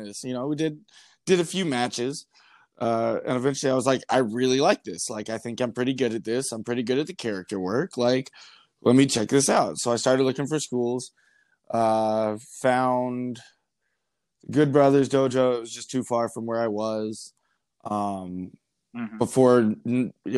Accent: North Georgia, United States; moved away as an adult; now in Wisconsin, United States; I grew up in North Georgia. I lived there for the first 22 years of my life or so.

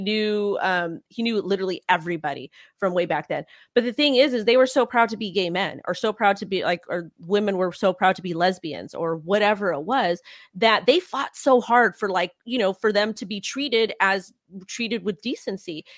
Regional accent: United States; I'm American

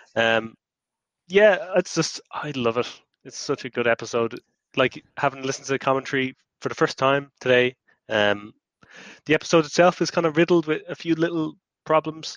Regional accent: Ireland; as an Irish person, where you know Halloween was invented

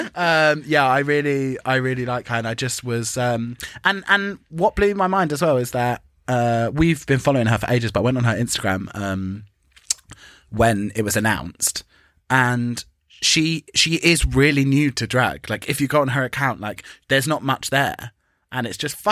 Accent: England, United Kingdom; But the fact that we're English

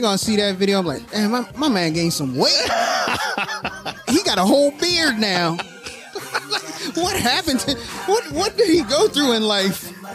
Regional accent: Annapolis, Maryland, United States; Annapolis, I was born and raised in Annapolis

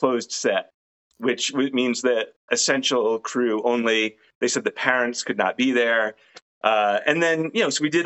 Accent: Rhode Island, United States; When I was growing up in Rhode Island, Crandall House was the name of the place that was creepy.

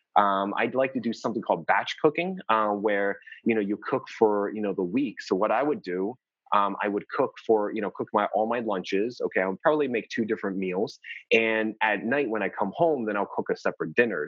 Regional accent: New Jersey, United States; I'm from New Jersey originally, so we can have really cold, uh, cold winters.

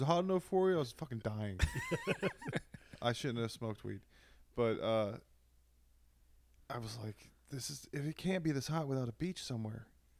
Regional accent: Virginia, United States; now in Austin, United States; growing up in Virginia

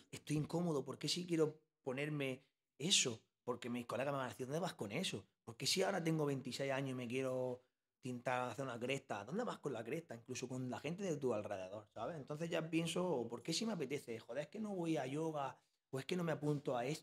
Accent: Bilbao, Basque Country, Spain; now in Almería, Spain; yo me vine de Bilbao y no me vine a Almería, me vine a Guamarga

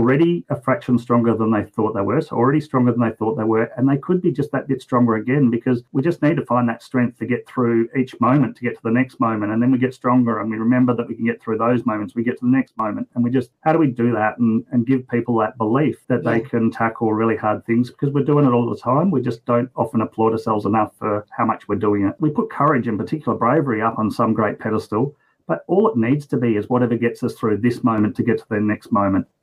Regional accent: West Coast, Western Australia, Australia; now in Brisbane, Australia; I'm just a pretty average bloke here in Brisbane, Australia. I grew up on the West Coast, though

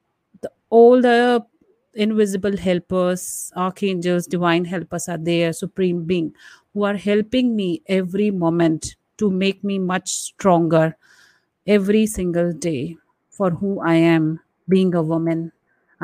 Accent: India; being an Indian woman and brought up traditionally

